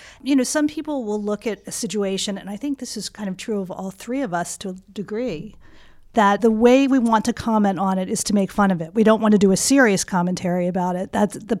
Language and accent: English; Baltimore, Maryland, United States; moved away as an adult; also born or lived in New York; Ellis and I grew up together in Baltimore.